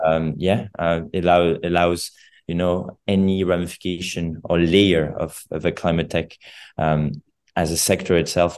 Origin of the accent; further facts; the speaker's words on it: Geneva, Switzerland; when I grew up in Geneva